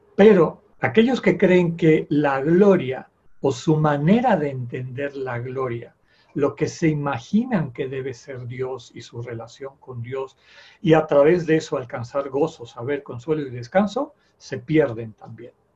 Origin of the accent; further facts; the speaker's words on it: Yucatán, Mexico; A mí todavía me tocó en mi infancia en Yucatán